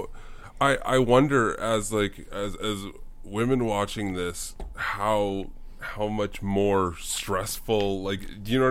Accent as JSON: {"language": "English", "region": "Saskatchewan", "country": "Canada", "said": "in Saskatchewan we call, like, sweaters"}